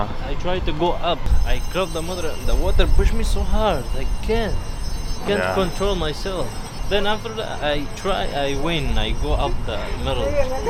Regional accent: Syria; English is a second language; now in Mexico; I'm from Syria.

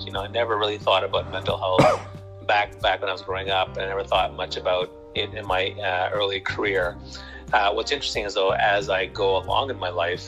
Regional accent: Toronto, Ontario, Canada; I'm from Toronto, Canada, home of the Championship Raptors. And, I love Canada and I've been here all my life

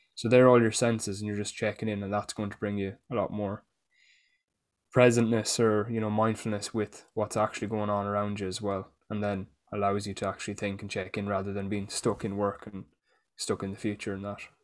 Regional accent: Ireland; being Irish

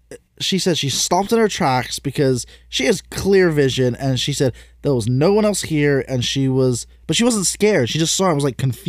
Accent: England, United Kingdom; If you didn't know, I'm English.

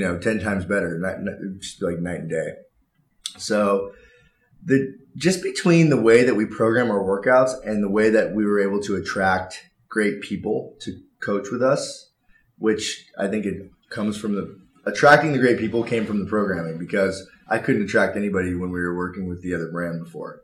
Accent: Newport Beach, California, United States; I grew up in Newport Beach

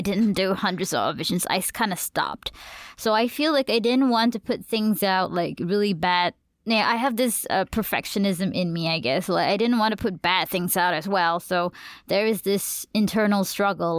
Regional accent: Malaysia; accent: Malaysian; I'll speak full-blown in my Malaysian accent

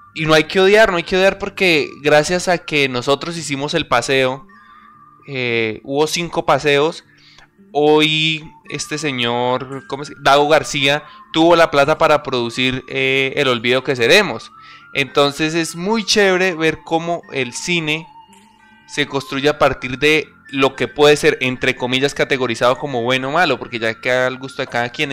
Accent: Colombia; Los tres somos, los tres que estamos hablando el día de hoy, somos colombianos

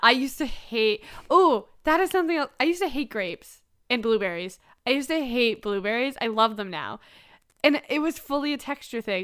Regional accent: Canada; I'm a Canadian

